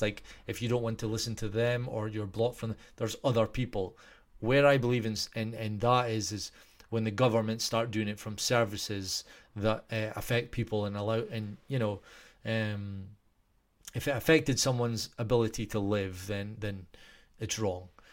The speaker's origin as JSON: {"language": "English", "region": "Scotland", "country": "United Kingdom", "said": "I'm Scottish."}